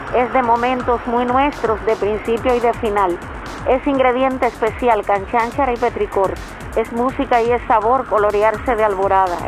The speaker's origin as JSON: {"language": "Spanish", "country": "Cuba"}